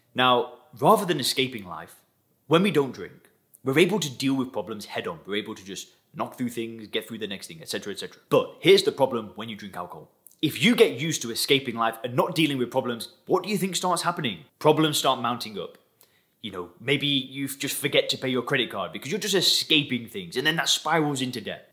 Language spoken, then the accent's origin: English; Lancashire, North West England, United Kingdom; moved away as an adult; also born or lived in Thailand; now in Dubai, United Arab Emirates; I've actually been living outside of England, where I'm originally from. People ask me all the time, where's my accent from? I actually come from Lancashire in the northwest of England